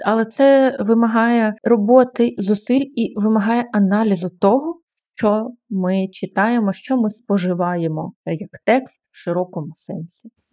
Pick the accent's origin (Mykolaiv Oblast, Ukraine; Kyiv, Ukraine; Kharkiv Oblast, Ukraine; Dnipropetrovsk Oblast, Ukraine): Kyiv, Ukraine; я теж ну якби виросла в Києві, народилась тут